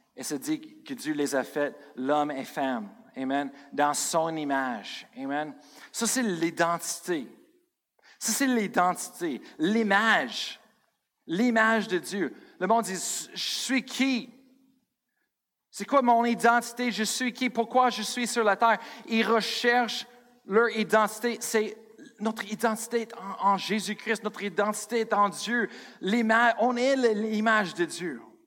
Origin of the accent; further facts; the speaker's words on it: Colorado, United States; moved away; je viens de Colorado.